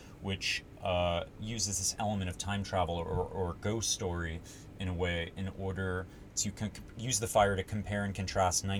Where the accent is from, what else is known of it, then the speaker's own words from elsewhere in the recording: Los Angeles, California, United States; also born or lived in New York, United States; I was born in New York, you know, my parents got divorced and I moved out with my mom to Los Angeles when I was six